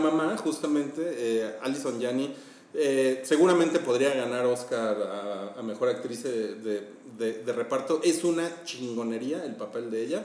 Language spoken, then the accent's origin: Spanish; Mexico; nosotros somos mexicanos